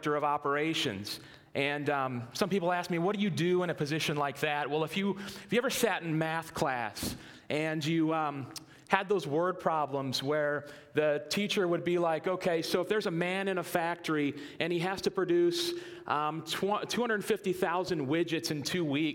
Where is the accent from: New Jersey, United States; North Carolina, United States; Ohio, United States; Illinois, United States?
Ohio, United States; North Canton; now in Green, United States; I was born and raised in North Canton, lived here most of my life